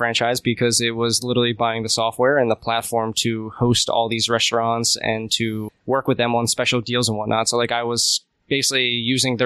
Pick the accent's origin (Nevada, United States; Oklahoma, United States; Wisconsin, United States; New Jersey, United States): New Jersey, United States; I grew up in South Jersey